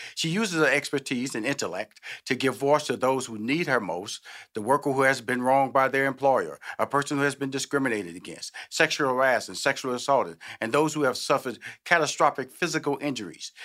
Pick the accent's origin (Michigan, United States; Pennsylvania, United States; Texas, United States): Texas, United States; Houston; I'm from Houston